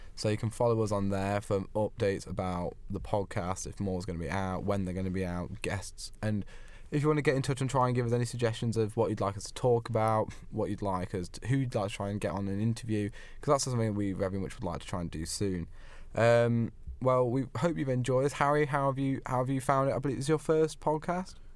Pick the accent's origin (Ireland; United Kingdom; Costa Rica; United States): United Kingdom; as a Brit